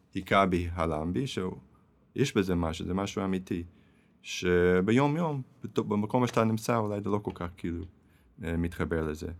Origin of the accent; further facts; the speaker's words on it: Manhattan, then New Jersey, United States; Hebrew is a second language; moved away as an adult; now in Israel; Yes, I was born and raised, נולדתי וגדלתי במנהטן, ועד גיל צעיר עברנו לניו